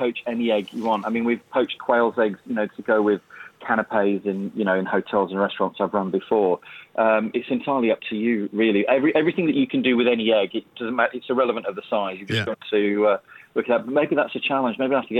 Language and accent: English; Yorkshire and the Humber, United Kingdom; I grew up, I'm a Yorkshire lad